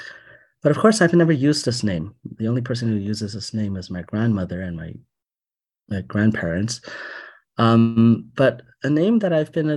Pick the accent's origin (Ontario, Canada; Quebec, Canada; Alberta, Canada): Quebec, Canada; Montreal; I was born in Montreal and I grew up in Montreal.